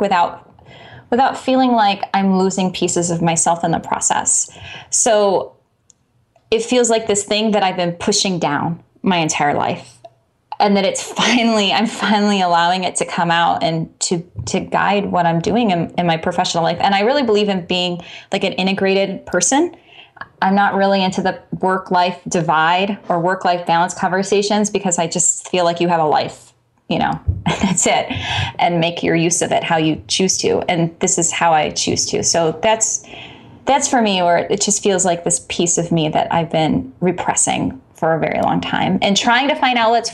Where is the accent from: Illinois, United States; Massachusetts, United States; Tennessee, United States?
Illinois, United States; Chicago; I'm from Chicago